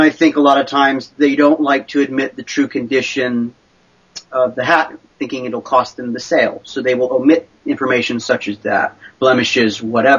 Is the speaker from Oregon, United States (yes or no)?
yes; Oregon coast, United States; I was raised on the Oregon coast here. I'm an Oregon native